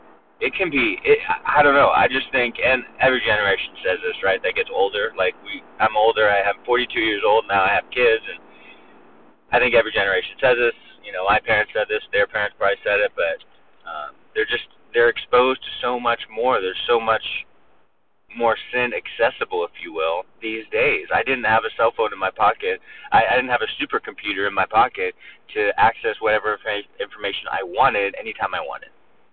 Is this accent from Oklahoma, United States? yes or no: no; California, United States; now in Alabama, United States; We came from Southern California, right? So, so we came from Southern California where the temperature was 72 degrees pretty much year-round.